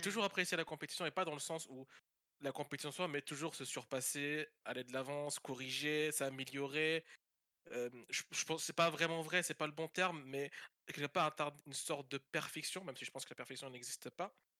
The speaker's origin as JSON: {"language": "French", "country": "Belgium", "moved": "as an adult", "lives_now": "France", "said": "je suis belge"}